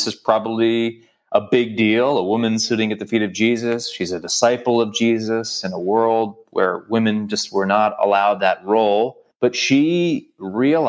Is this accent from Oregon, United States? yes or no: no; New York City, New York, United States; I'm from New York City